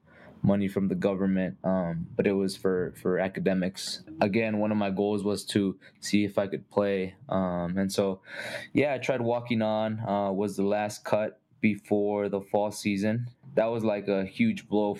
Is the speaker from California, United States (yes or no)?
yes; Costa Mesa, California, United States; moved away as an adult; now in Colorado Springs, United States; I grew up in Orange County, California, in Costa Mesa